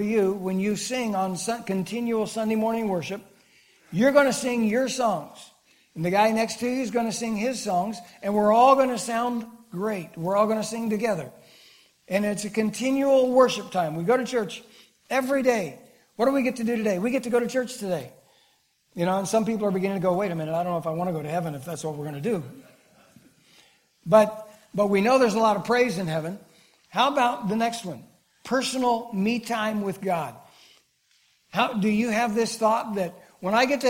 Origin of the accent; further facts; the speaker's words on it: Kiamichi Mountains, southeast Oklahoma, United States; Growing up in the Kamishis, little kid down in southeast Oklahoma